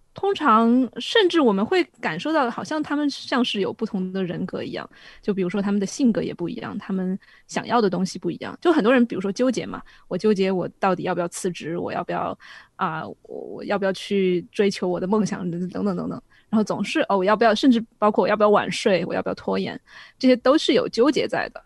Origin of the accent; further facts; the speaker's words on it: Sichuan, China; accent: Sichuanese; 我们四川话